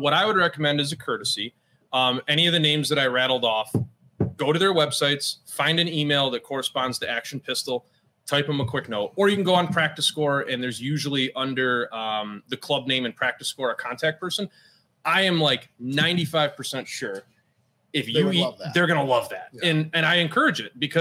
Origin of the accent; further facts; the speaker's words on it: Finger Lakes area, New York, United States; I grew up in the Finger Lakes area.